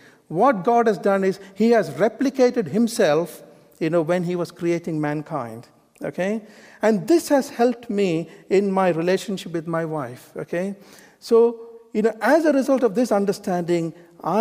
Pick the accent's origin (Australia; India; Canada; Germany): India; moved away; I was born in India, you know, like an Eastern bloke